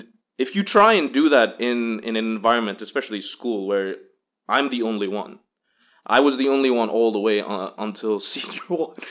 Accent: Bahrain; growing up in American Mission Hospital, Bahrain, which is a tight knit at that point, multicultural but still very American community.

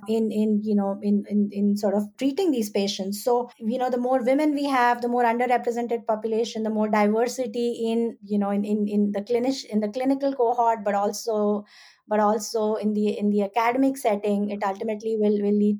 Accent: India; moved away as an adult; now in United States; I'm an immigrant myself. I grew up in India.

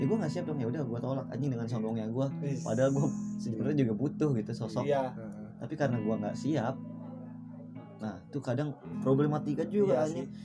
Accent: North Sumatra, Indonesia; kalau di gua tuh Batak tuh misalkan gua mau nikahin cewek marga apa

